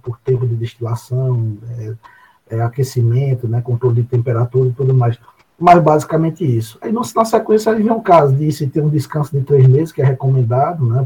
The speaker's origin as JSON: {"language": "Portuguese", "town": "Areia", "region": "Paraíba", "country": "Brazil", "tie": "born or raised there", "said": "eu sou natural de Areia e moro na cidade de Areia"}